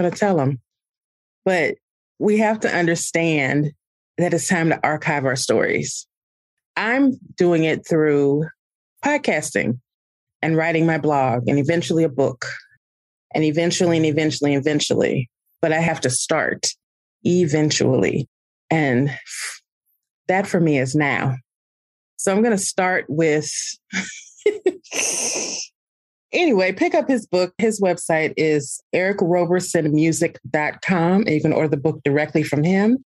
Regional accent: Alton, Illinois, United States; I'm a River City girl. I was born in Alton, Illinois, literally not even a block from the Mississippi River

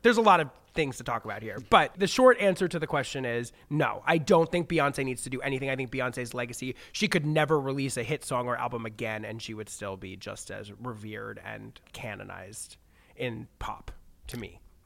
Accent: United States; obviously I'm an American. I grew up in America

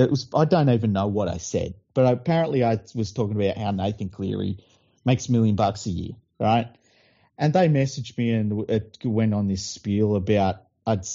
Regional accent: New South Wales, Australia; these young men were born and raised here, grew up in the same suburbs and areas that I did

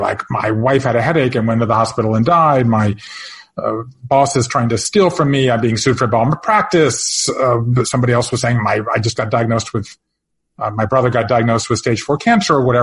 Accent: Georgia, United States; moved away as an adult; also born or lived in Japan; I grew up in Georgia

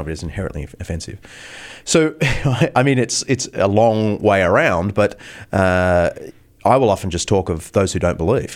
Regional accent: Australia; we're very British. I mean, we started as a British colony

